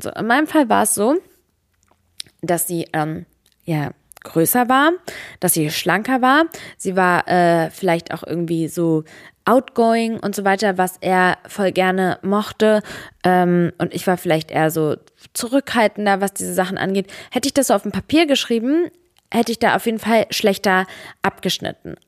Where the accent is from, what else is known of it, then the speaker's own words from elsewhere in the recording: Serbia; now in Germany; bei mir in meinem Herkunftsland in Serbien